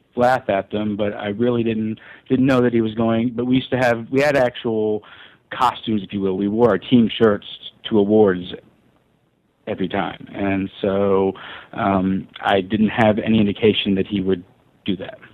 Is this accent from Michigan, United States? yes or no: no; Memphis, Tennessee, United States; I grew up in in Memphis